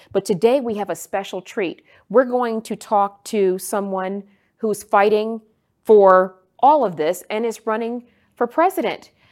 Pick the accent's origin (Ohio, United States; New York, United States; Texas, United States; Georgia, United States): Texas, United States; my home state of Texas